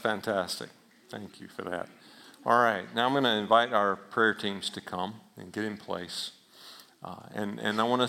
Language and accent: English; Alabama, United States; That sound like I was from Alabama right there, doesn't it? I am